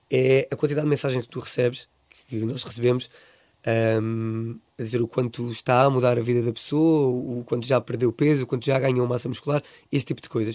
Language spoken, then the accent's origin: Portuguese; Swansea, Wales, United Kingdom; moved away; como sou de Swansea